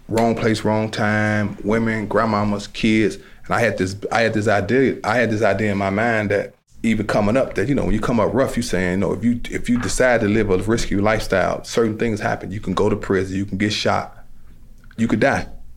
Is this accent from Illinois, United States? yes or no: yes; Chicago, Illinois, United States; I started out as a violence interrupter in the Roseland community, because I'm from the Roseland community